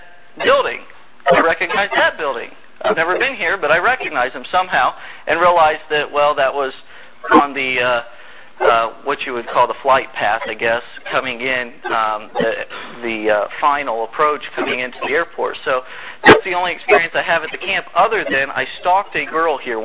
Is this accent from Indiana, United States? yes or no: yes; Indiana, United States; moved away as an adult; also born or lived in North Carolina; I'm from Indiana